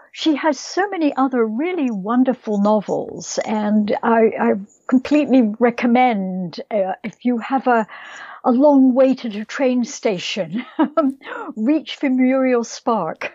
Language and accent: English; Scotland, United Kingdom; moved away; I think of myself as a Scottish writer